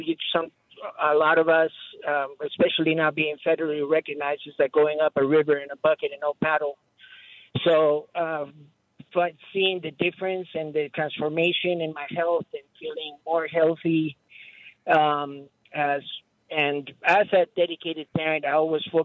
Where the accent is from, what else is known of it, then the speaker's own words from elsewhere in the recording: Merizo, Guam; now in Albuquerque, United States; I represent the Chamorro people. The Flying Proa families from Merizo, Guajan, also known as Guam.